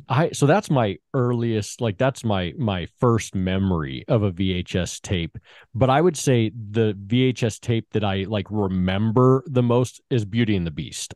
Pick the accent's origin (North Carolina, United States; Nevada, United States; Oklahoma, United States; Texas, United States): Nevada, United States; Las Vegas; I grew up in Vegas, and in Vegas, off of Warm Springs and Eastern